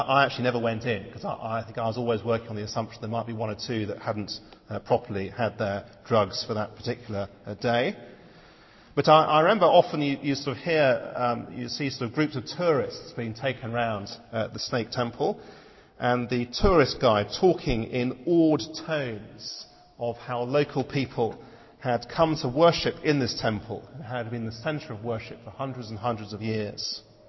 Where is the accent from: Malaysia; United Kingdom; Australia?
Malaysia; I spent 4 years of my life growing up in Malaysia.